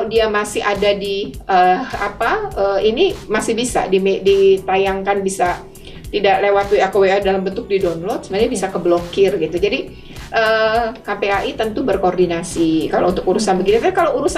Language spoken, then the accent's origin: Indonesian; Java, Indonesia; ketika saya orang Jawa mendengar, ya saya merasa itu aneh gitu.